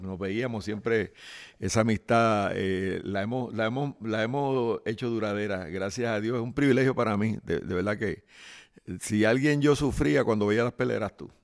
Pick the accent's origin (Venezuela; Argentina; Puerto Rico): Puerto Rico; Guaynabo; los barrios de mi pueblo, que se llama Guaynabo City.